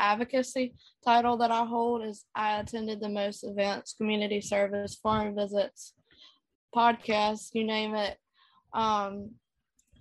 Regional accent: Youngsville, North Carolina, United States; I am from Youngsville, North Carolina

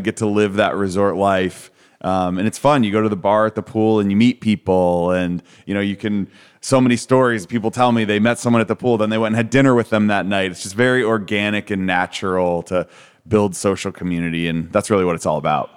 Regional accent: Cleveland, Ohio, United States; now in Boca Raton, United States; I grew up in Cleveland, Ohio

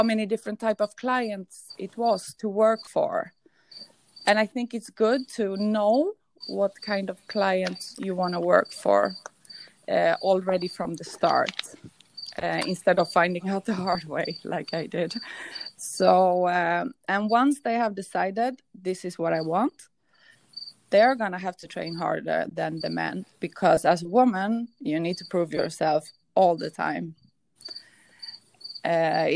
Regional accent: Stockholm, Stockholm County, Sweden; moved away; also born or lived in an island in the Mediterranean; I grew up in Stockholm in Sweden

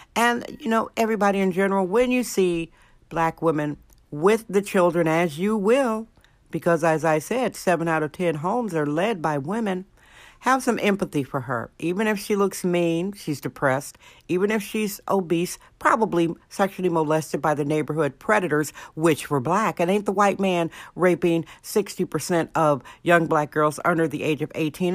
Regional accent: Alaska, United States; now in San Francisco, United States; Alaska, my home state

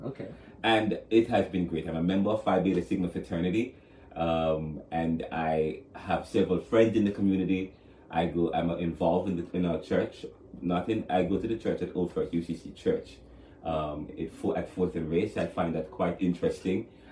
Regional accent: Jamaica; moved away as an adult; now in Philadelphia, United States; I'm from Jamaica when I came here in 2009

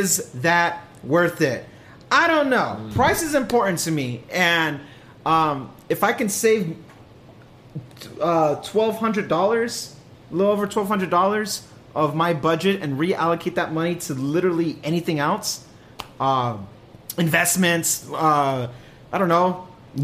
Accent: California, United States; I'm a Californian.

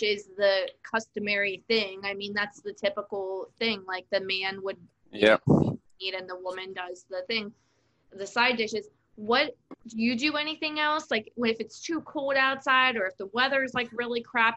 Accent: Pennsylvania, United States; moved away; I'm from Pennsylvania.

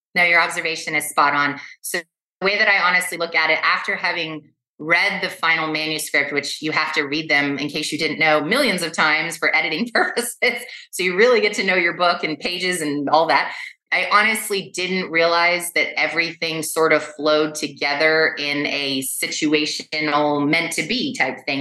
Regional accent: Los Angeles, California, United States; I was born and raised in West Los Angeles

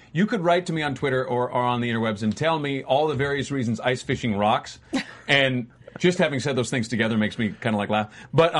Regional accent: Southern California, United States; I grew up in Southern California

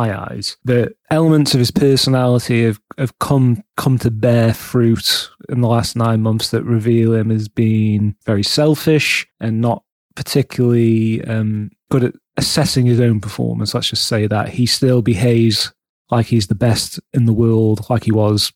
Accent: England, United Kingdom; being English

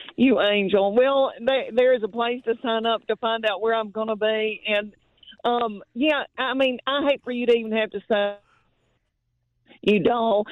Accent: Adams, Tennessee, United States; now in Knoxville, United States; I was raised in Adams, Tennessee, near Austin Peay

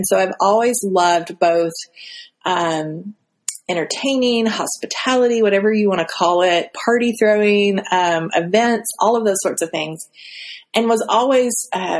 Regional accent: Alaska, United States; So the church I grew up in Alaska, it was kind of a melting pot

